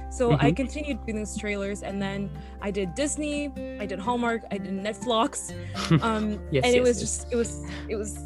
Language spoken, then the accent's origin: English; France; moved away; also born or lived in Mauritius (ancestry); I'm originally born in France, but my origins are from Mauritius Island, which is an island next to Madagascar in Africa in the Indian Ocean.